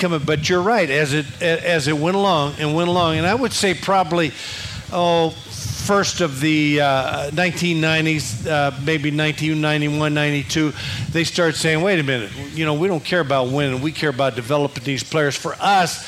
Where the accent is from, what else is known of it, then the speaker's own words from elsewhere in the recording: Kansas City, Missouri, United States; I grew up in Kansas City